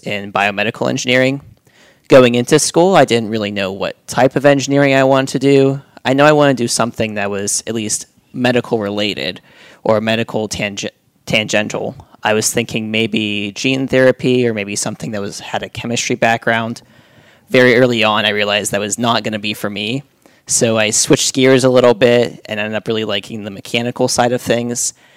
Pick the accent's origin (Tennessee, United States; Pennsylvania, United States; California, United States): Pennsylvania, United States; Western; moved away as an adult; also born or lived in Cleveland, Ohio; now in Warsaw, Indiana, United States; I grew up, born and raised in Western Pennsylvania, about an hour north of Pittsburgh